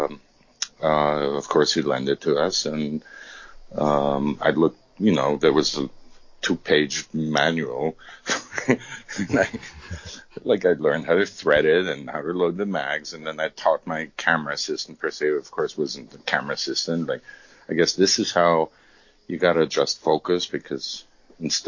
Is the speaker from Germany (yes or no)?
yes; Munich, Bavaria, Germany; moved away; I came from Europe. I mean, I grew up in Munich